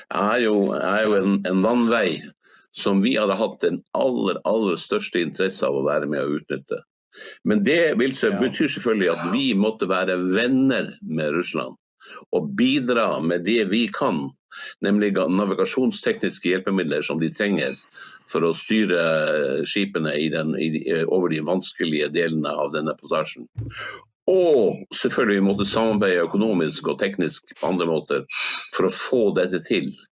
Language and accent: Norwegian; Hammerfest, Finnmark, Norway; now in Spain; min hjemby Hammerfest